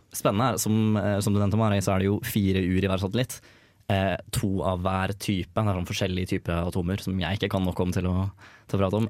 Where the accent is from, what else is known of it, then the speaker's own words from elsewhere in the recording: Oslo, Norway; moved away; Jeg kommer fra Oslo